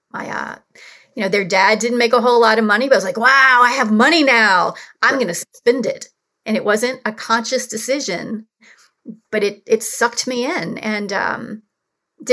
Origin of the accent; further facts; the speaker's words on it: New Orleans, Louisiana, United States; I grew up in New Orleans